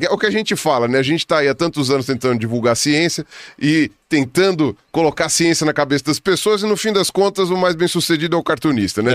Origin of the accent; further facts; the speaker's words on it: São Paulo, Brazil; Eu sou de São Paulo